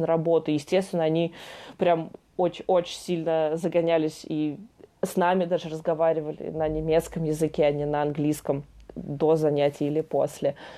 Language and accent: Russian; Russia; moved away as an adult; also born or lived in France; из России